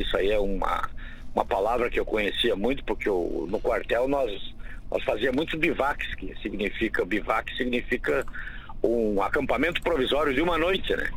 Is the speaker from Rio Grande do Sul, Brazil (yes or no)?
yes; Santa Rosa, Rio Grande do Sul, Brazil; eu sou cria de Santa Rosa, né? E eu lá morava muito próximo do CTG